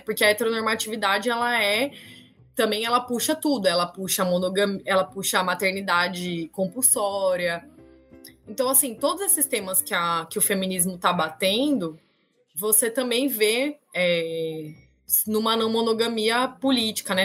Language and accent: Portuguese; Campinas, São Paulo, Brazil; moved away as an adult; now in Rio Grande do Norte, Brazil; eu nasci em São Paulo, é, mas morei a vida, assim, até de quando nasci até 25 anos, mais ou menos, em Campinas, né, interior de São Paulo.